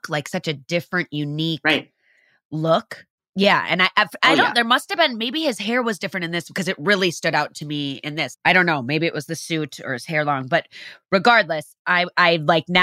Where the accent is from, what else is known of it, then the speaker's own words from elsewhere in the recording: Wisconsin, United States; accent: Wisconsin; my Wisconsin accent